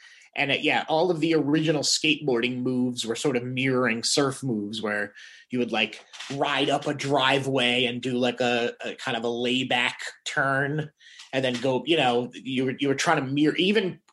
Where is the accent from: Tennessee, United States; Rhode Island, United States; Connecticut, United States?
Rhode Island, United States; Woonsocket; growing up in Woonsocket, Rhode Island